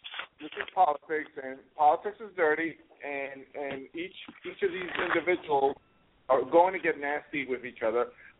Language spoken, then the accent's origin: English; New York City, New York, United States; as a New Yorker, growing up in the city, I mean, 15 blocks away from Trump Towers